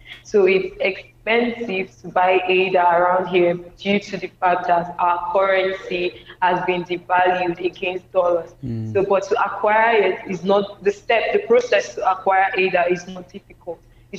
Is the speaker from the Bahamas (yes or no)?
no; Nigeria; I'm from Nigeria.